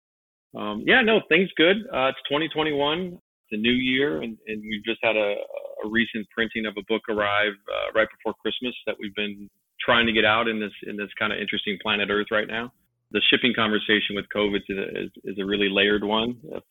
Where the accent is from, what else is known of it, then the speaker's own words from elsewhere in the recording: Los Angeles, California, United States; moved away; also born or lived in Long Beach / San Pedro / Las Vegas; I'm from Los Angeles